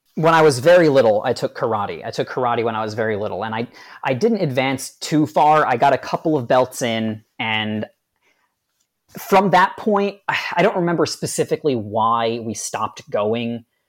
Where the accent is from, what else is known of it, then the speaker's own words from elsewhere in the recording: New Jersey, United States; I'm right up in North Jersey